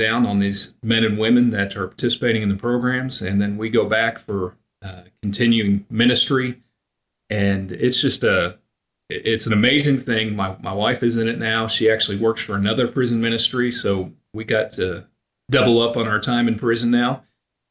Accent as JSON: {"language": "English", "region": "Oklahoma", "country": "United States", "tie": "born or raised there", "said": "I grew up in Oklahoma. My family was all in Pennsylvania"}